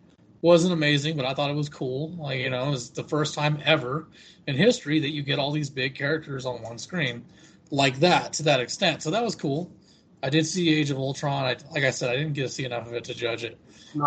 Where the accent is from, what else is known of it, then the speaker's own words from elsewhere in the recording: United States; My country is America.